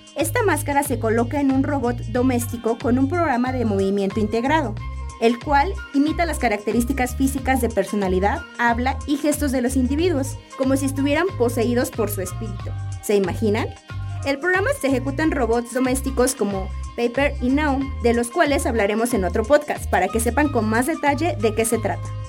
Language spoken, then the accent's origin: Spanish; Mexico; Como mexicanos